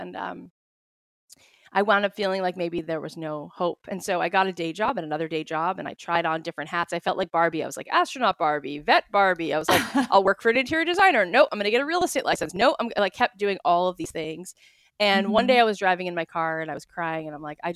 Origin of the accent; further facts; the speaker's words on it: Florida, United States; moved away as an adult; also born or lived in Jerusalem; now in Los Angeles, United States; I grew up in Florida.